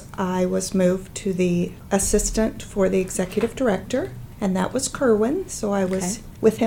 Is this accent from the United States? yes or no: yes; Columbia, Missouri, United States; born or raised there